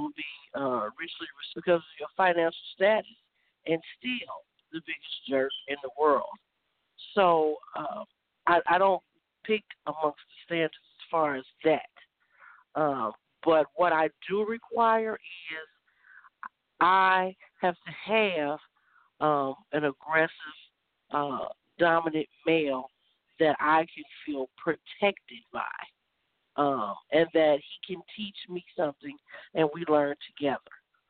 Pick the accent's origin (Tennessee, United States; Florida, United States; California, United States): California, United States